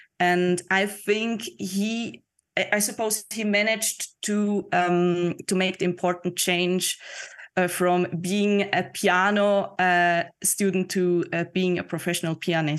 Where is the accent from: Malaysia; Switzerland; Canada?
Switzerland; Lucerne; now in Zurich, Switzerland; So right now I live in Zurich.